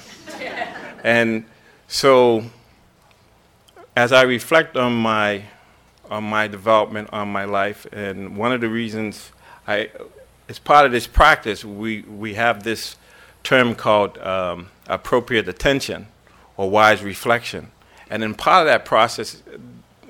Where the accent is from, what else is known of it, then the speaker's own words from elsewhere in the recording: Boston, Massachusetts, United States; I grew up in Boston